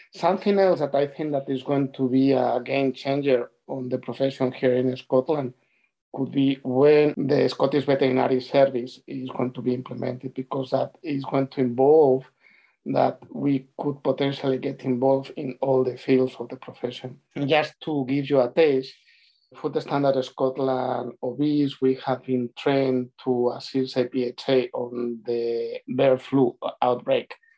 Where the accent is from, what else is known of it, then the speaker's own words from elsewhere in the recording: Spain; moved away as an adult; also born or lived in Glasgow, United Kingdom; now in United Kingdom; on my last two years in Spain, I spent a lot of time uh, traveling between my hometown and Madrid